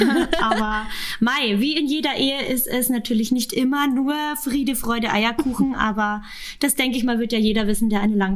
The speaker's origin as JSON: {"language": "German", "town": "Munich", "region": "Bavaria", "country": "Germany", "tie": "born or raised there", "said": "ich bin gebürtige Münchnerin"}